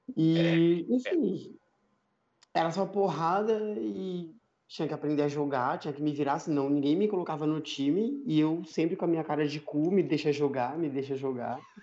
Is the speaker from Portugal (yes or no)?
no; São Paulo, Brazil; Eu nasci na, na Brasilândia, sempre morei na Brasilândia, vivo até hoje na Brasilândia